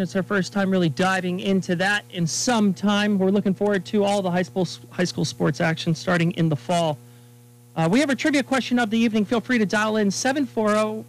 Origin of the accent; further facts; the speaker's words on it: Pittsburgh, Pennsylvania, United States; moved away as an adult; also born or lived in Dubai; I'm a native of Pittsburgh, Pennsylvania